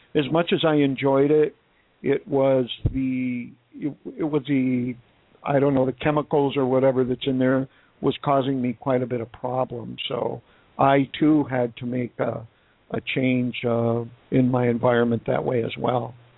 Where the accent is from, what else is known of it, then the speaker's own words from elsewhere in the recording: Wisconsin, United States; now in Phoenix, United States; I'm from Wisconsin